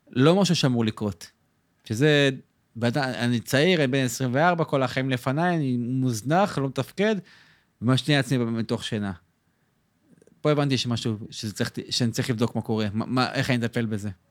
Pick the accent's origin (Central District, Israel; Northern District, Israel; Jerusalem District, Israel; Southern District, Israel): Jerusalem District, Israel; Jerusalem; moved away as an adult; now in Tel Aviv, Israel; במקור ירושלמי